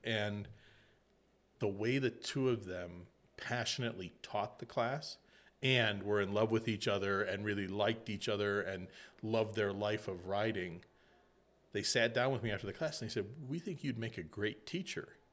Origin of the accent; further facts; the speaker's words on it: Illinois, United States; I grew up in Illinois